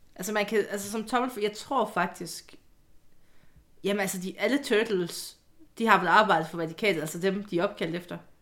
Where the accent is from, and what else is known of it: Jutland, Denmark; moved away; also born or lived in Odense